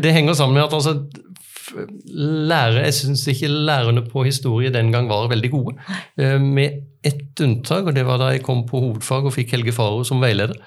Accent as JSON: {"language": "Norwegian", "town": "Arendal", "region": "Agder", "country": "Norway", "tie": "born or raised there", "said": "hjemme i Arendal"}